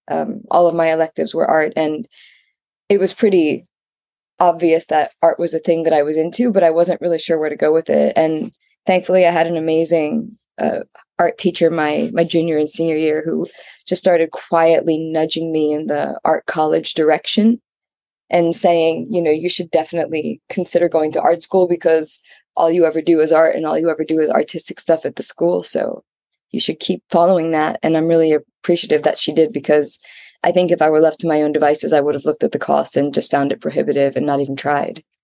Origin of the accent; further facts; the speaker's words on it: Maryland, United States; moved away as an adult; also born or lived in New York / Baltimore / Germany / United Kingdom; now in Japan; I grew up in Maryland. I was born in New York, but I grew up in Maryland